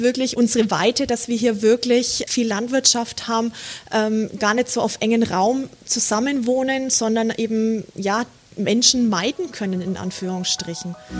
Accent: Bad Windsheim, Bavaria, Germany; also born or lived in El Paso, United States; Ich, ich liebe meine Heimat, ich liebe Franken, ich mhm. liebe Bad Windsheim.

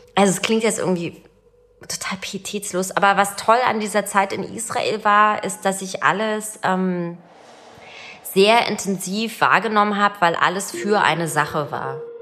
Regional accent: Berlin, Germany; Ich bin 1981 in Ostberlin geboren und äh, in Pankow aufgewachsen

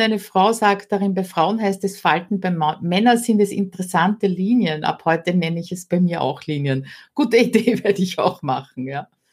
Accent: Austria; bei uns in Österreich

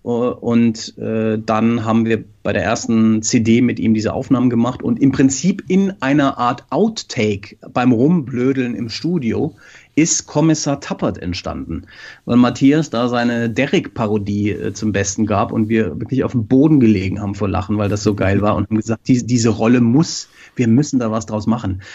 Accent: Frankfurt, Hesse, Germany; moved away as an adult; now in Norway; Wir kommen beide aus Frankfurt und haben da angefangen

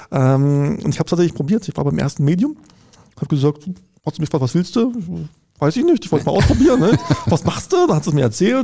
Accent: Konstanz, Baden-Württemberg, Germany; Ich komme ich aus Konstanz, da gibt es halt eine Uni am Ort

